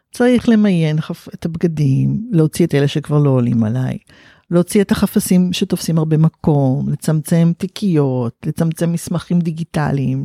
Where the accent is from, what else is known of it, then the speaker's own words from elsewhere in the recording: Haifa, Haifa District, Israel; וגדלתי בחיפה